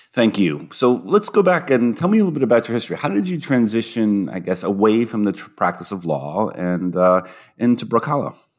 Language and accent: English; Toledo, Ohio, United States; moved away; I was born in Toledo, uh, Ohio